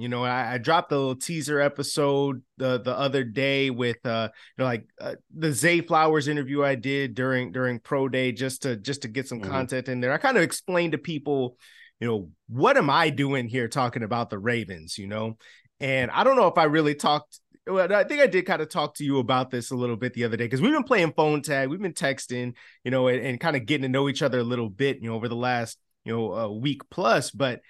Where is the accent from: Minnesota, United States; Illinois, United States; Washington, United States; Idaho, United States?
Illinois, United States; Chicago; like Thomas Jones, because I grew up in Chicago.